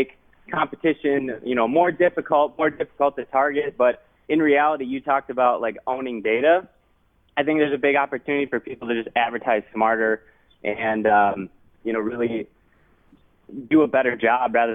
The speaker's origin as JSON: {"language": "English", "town": "Minneapolis", "region": "Minnesota", "country": "United States", "said": "I'm from Minneapolis, Minnesota"}